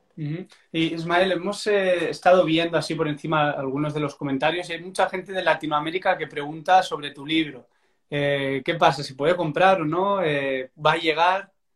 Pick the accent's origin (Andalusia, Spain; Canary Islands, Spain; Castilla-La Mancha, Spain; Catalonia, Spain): Catalonia, Spain; Barcelona; soy de Barcelona